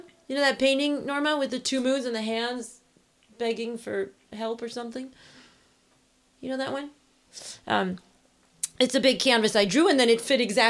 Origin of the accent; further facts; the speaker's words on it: France; moved away; my family goes back to France. I'm from France.